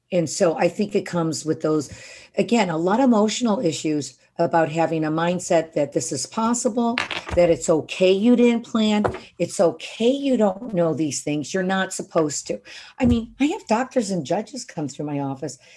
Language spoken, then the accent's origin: English; Detroit, Michigan, United States; moved away as an adult; I mean, I came out here from Detroit 35 years ago and I started with 50 bucks a month.